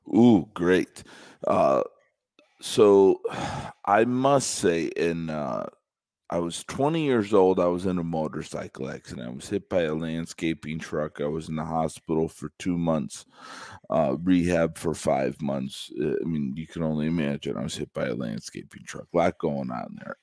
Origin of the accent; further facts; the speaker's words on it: Chicago, Illinois, United States; I'm from Chicago